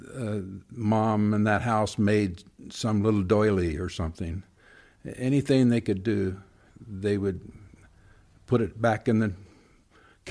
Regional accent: Bristow, Oklahoma, United States; Bristow, Oklahoma

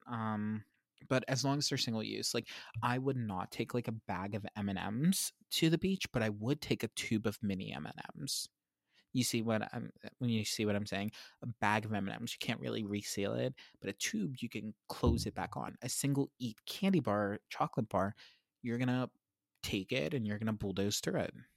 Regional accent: Pennsylvania, United States; I grew up in Pennsylvania

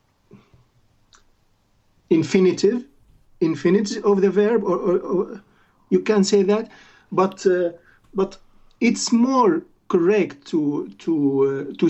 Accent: Latakia, Latakia Governorate, Syria; English is a second language; moved away as an adult; also born or lived in Damascus, Syria; now in Norway; I'm originally from Latakia, but I worked and lived in Damascus

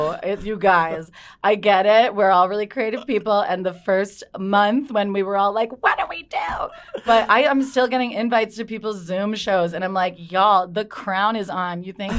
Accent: Cleveland, Ohio, United States; He's from Youngstown, and okay. I'm from Cleveland.

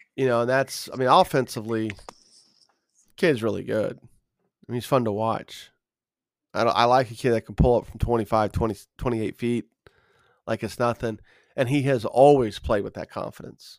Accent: Carmel, Indiana, United States; a kid growing up in Carmel

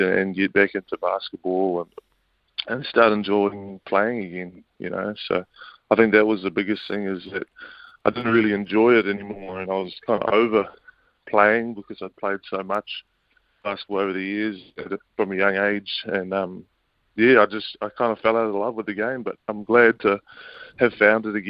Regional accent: Auckland, New Zealand; I was brought up out west in Auckland

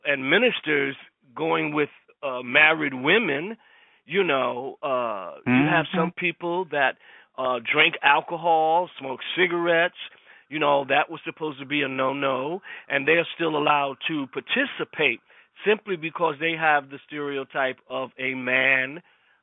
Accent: Savannah, Georgia, United States; moved away; also born or lived in New York; I moved from Savannah, which was my hometown

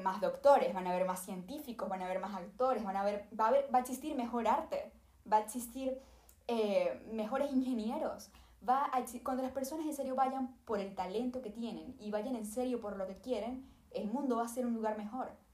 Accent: Venezuela; yo vengo de Venezuela. Mi papá era artista en Venezuela

